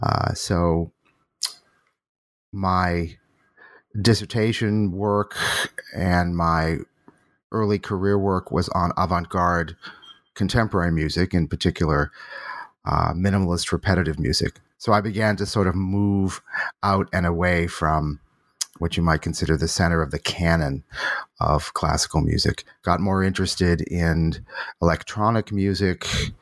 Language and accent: English; Boston, Massachusetts, United States; born there; I was born in Boston, was a typical sort of what you might call classical music nerd